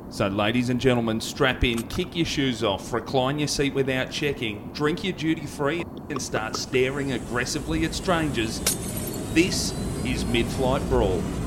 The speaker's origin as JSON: {"language": "English", "town": "Hoppers Crossing", "region": "Victoria", "country": "Australia", "tie": "born or raised there", "said": "my mates that I grew up with in Hoppers"}